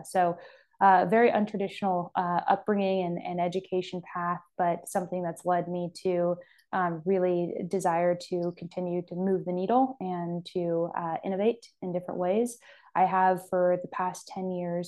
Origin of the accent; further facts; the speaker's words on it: Sacramento, California, United States; I'm born and raised in California and I'm from Sacramento originally